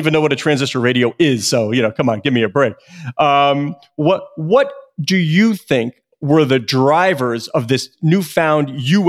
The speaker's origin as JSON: {"language": "English", "region": "New York", "country": "United States", "tie": "born or raised there", "said": "I am of a certain age where I was a kid growing up in New York"}